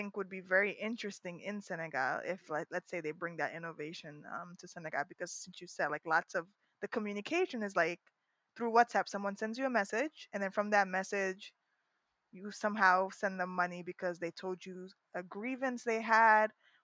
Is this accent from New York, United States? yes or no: yes; New York City, New York, United States; we were born and raised in Harlem